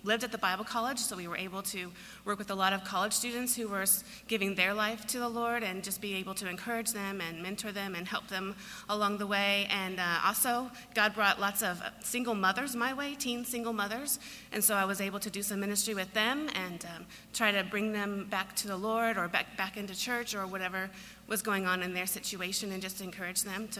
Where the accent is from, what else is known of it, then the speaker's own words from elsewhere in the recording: Kansas City, United States; I grew up in Kansas City.